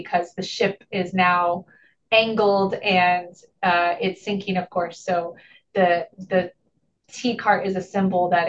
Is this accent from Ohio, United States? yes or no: no; Kendallville, Indiana, United States; moved away; I went to East Noble High School in Kendallville, Indiana, which is Noble County.